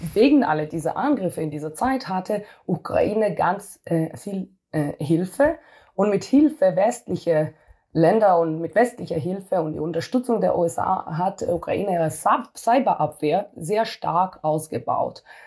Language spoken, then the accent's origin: German; Israel; moved away as an adult; now in Germany; ich komme aus Israel und äh, in Israel äh, muss jeder Militärdienst machen